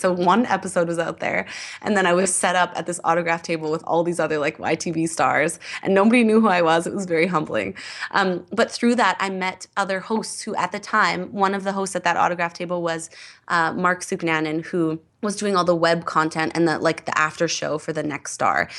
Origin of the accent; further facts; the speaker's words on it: Edmonton, Alberta, Canada; I grew up in Edmonton